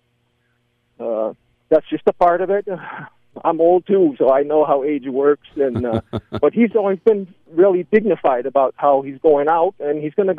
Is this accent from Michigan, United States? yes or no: yes; Lansing, Michigan, United States; moved away as an adult; I grew up in Lansing, Michigan. That's where I was born and raised. I lived 18 years there, my first 18 years.